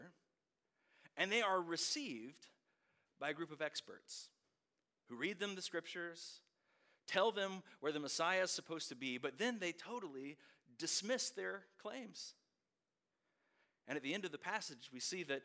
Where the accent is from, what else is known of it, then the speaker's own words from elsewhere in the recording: Winston-Salem, North Carolina, United States; I grew up in Winston-Salem, not too far from here